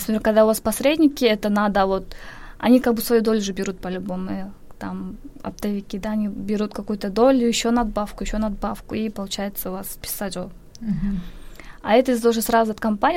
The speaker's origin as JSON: {"language": "Russian", "country": "Kyrgyzstan", "also_born_or_lived": "Daejeon, South Korea", "moved": "as an adult", "lives_now": "Seoul, South Korea", "said": "Я из Кыргызстана."}